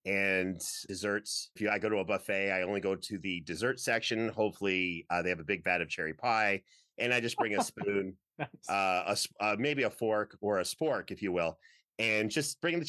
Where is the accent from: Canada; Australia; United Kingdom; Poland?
Canada; you know, where I grew up in Canada, if you wore like a Batman shirt outside.